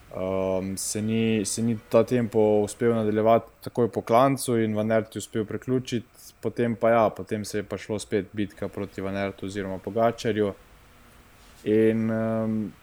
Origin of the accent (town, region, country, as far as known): Slovenia